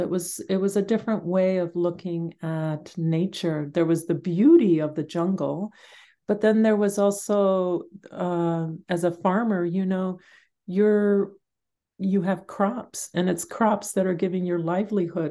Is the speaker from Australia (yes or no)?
no; Guatemala; moved away; I grew up in Guatemala